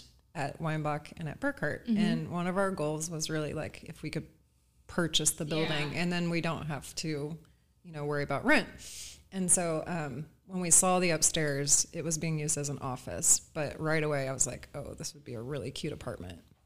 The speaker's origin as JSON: {"language": "English", "town": "Newburgh", "region": "Indiana", "country": "United States", "tie": "born or raised there", "said": "I grew up in Newburgh, so I went to Castle"}